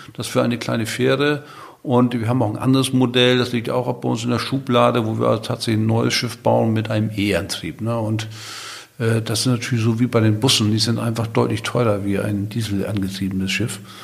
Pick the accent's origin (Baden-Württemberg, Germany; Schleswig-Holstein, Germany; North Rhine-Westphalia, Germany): Schleswig-Holstein, Germany; Nordstrand; now in Sylt, Germany; Geboren bin ich auf Nordstrand. Ne? Das ist ja eine Halbinsel, damit bin ich ja ein Halbinsulaner. Aber auf Sylt wohne ich seit Anfang der 80er Jahre oder genau seit 1981.